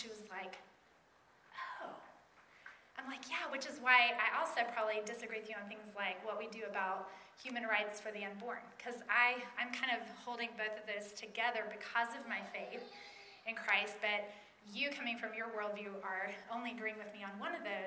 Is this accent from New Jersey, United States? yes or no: no; East Tennessee, United States; moved away as an adult; now in Minneapolis, United States; I do live in Minneapolis right now. I'm a Minnesotan, but I grew up in East Tennessee